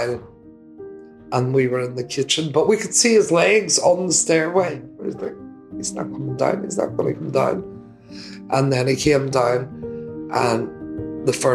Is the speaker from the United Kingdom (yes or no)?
yes; Derry, Northern Ireland, United Kingdom; now in England; Derry, my hometown